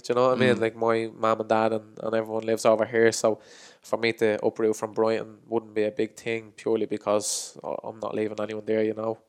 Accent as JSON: {"language": "English", "town": "Inchicore", "region": "Leinster", "country": "Ireland"}